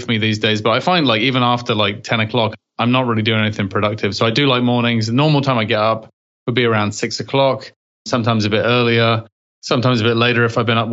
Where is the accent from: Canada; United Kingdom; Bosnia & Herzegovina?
United Kingdom; England; accent: English; moved away; Having an English accent in England, nobody really cares.